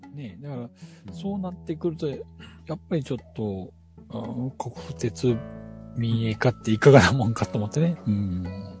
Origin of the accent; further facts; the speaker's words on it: Shikoku, Japan; 四国は、あの、えー、っと、自分の地元というか実家なんですけども